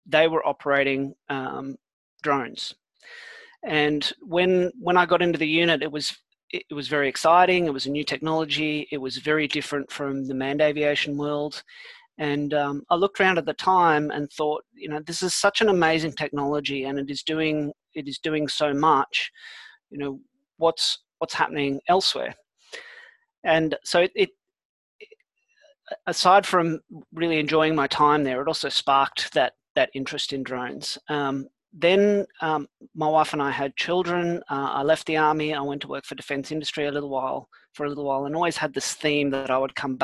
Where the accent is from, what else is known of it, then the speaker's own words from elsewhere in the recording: Australia; also born or lived in South Africa; I was born in South Africa as well. I moved to Australia when I was 10, and when I left school, I joined the army